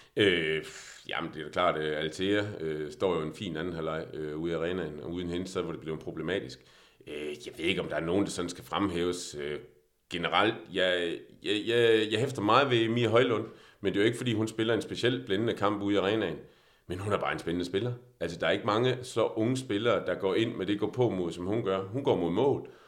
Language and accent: Danish; Denmark; vi er også som danskere